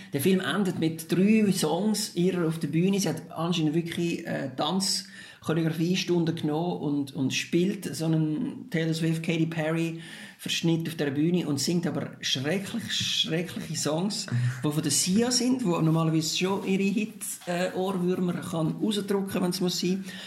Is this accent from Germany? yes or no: no; Switzerland; bei uns in der Schweiz